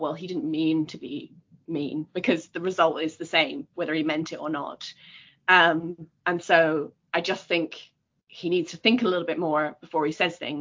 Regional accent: Scotland, United Kingdom; I come from Scotland

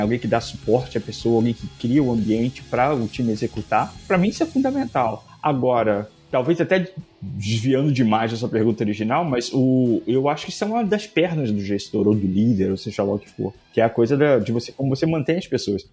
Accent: Brazil; moved away as an adult; eu saí do Brasil em 2007.

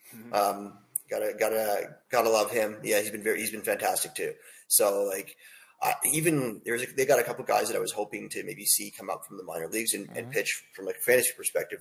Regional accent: Toronto, Ontario, Canada; I'm from Toronto, and I'm a Jay fan.

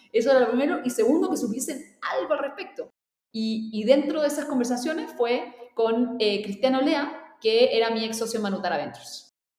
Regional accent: Chile; para mí como chilena

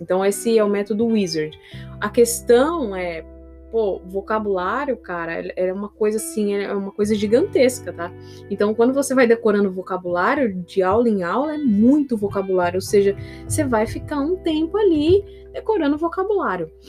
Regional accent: São Paulo, Brazil; eu sou de São Paulo

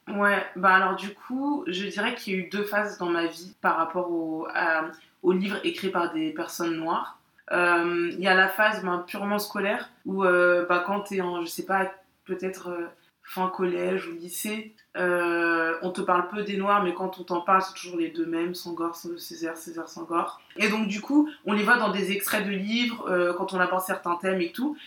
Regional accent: France; moi j'ai grandi en France

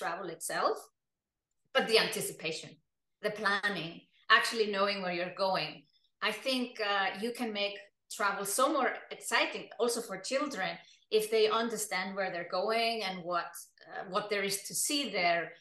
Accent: Iceland; moved away as an adult; also born or lived in Germany / United Kingdom; now in Switzerland; I come from Iceland, and Iceland is an island in the North Atlantic Ocean

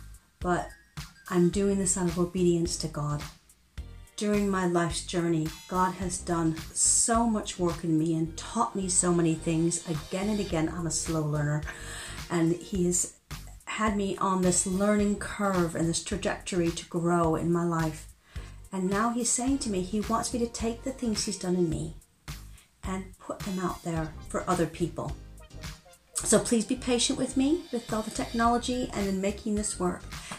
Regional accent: United States; accent: transatlantic; now in United Kingdom; although I've been living in the UK longer than I ever lived in the US. So my accent is a bit muddled. I like to say that my accent has left the coast of the US, but hasn't quite arrived in the UK yet.

